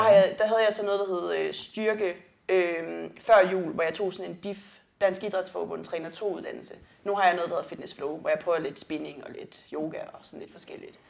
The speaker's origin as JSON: {"language": "Danish", "area": "South Funen", "region": "Southern Denmark", "country": "Denmark", "said": "jeg kommer fra Sydfyn"}